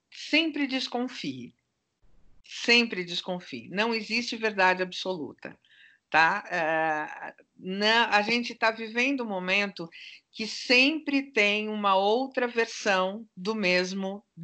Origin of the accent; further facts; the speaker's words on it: Turkey; Como boa turca que sou, eu sou desconfiada.